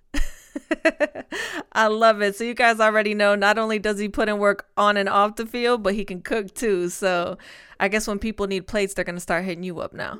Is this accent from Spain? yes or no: yes; Spain; moved away; my hometown in Spain